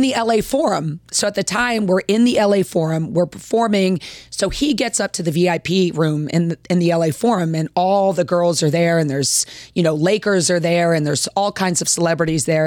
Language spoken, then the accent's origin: English; Baltimore, Maryland, United States; also born or lived in Washington, D.C.; now in Richmond, United States; I live here in Richmond. I am from the Baltimore, Washington area.